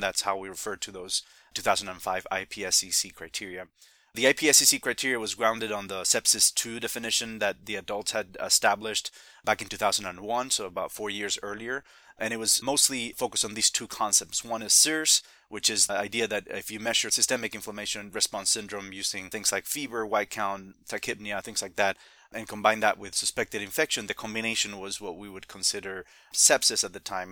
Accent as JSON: {"language": "English", "country": "Spain", "moved": "yes", "lives_now": "Midwest, United States", "said": "I'm originally from Spain"}